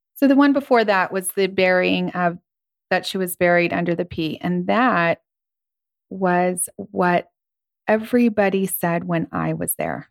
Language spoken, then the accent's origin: English; Ventura, California, United States; I grew up in Ventura